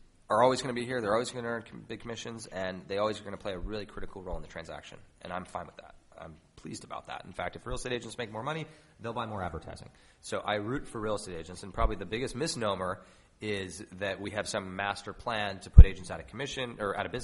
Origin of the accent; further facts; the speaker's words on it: New York City, New York, United States; I grew up in New York, and my mom was a realtor when I was a kid